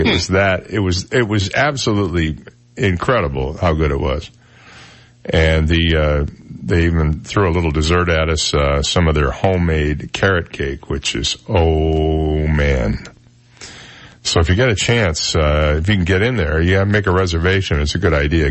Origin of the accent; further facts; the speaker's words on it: Michigan, United States; now in Naples, United States; When I grew up in Michigan, we never said y'all